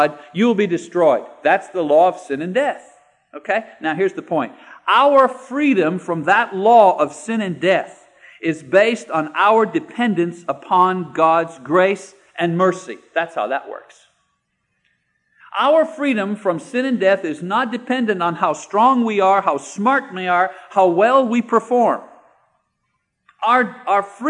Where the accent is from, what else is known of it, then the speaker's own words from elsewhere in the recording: Canada; moved away as an adult; now in United States; I'm a Canadian citizen